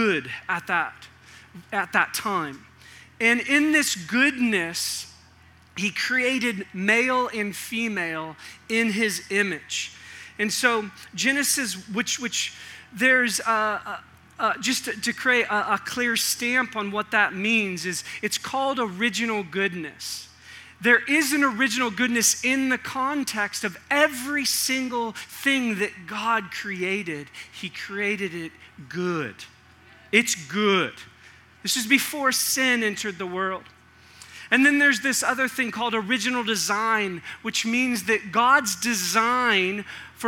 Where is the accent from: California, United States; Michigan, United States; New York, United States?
California, United States; Northern; moved away; I came from Northern California